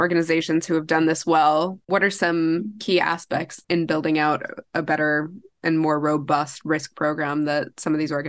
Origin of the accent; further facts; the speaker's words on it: United States; moved away as an adult; now in Europe; being an American working in Europe